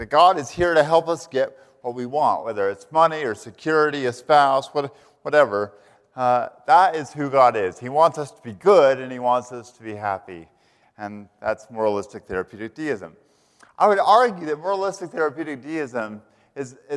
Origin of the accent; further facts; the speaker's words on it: Canyon, Texas, United States; moved away as an adult; also born or lived in Philadelphia; now in Charlottesville, United States; I hail originally from the Texas Panhandle, from a place called Canyon, Texas